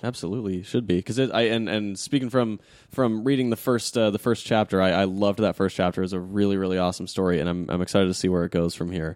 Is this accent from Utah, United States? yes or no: yes; Utah, United States; also born or lived in Arizona; I was born in Arizona and, and, you know, like, I didn't, I wasn't raised there. I was raised in Utah